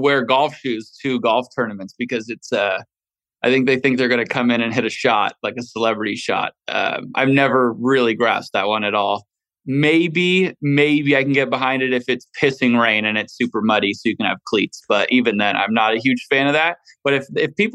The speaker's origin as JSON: {"language": "English", "town": "Valencia", "region": "California", "country": "United States", "tie": "born or raised there"}